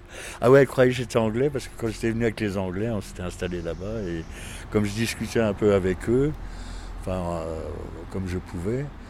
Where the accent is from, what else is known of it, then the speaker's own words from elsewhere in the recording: Forbach, Grand Est, France; now in Metz, France; je suis pas de Metz, je suis de Forbach